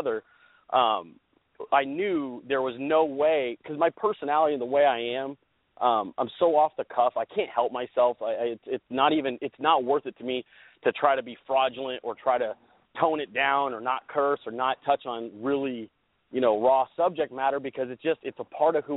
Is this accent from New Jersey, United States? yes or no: no; Central Valley, Northern California, United States; I grew up in Northern California, in the Central Valley